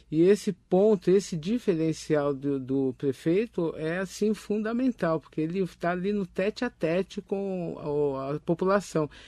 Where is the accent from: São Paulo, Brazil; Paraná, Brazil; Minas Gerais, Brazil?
São Paulo, Brazil; Itaquaquecetuba; Sim, sim, eu sou de Itaquaquecetuba, né?